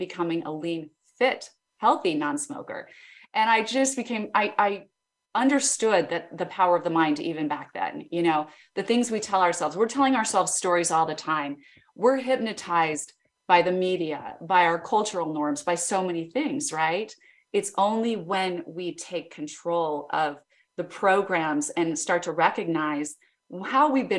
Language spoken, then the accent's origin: English; Idaho Falls, Idaho, United States; I grew up in Idaho, Idaho Falls, Idaho